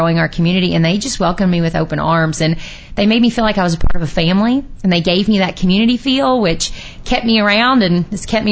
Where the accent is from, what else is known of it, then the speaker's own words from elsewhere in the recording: Louisville, Kentucky, United States; moved away as an adult; also born or lived in Nelson County, Kentucky; now in Bourbon County, United States; I grew up in Louisville